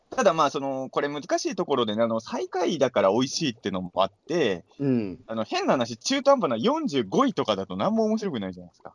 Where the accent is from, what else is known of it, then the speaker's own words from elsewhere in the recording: Ibaraki, Japan; moved away as an adult; now in Tokyo, Japan; 僕は茨城県民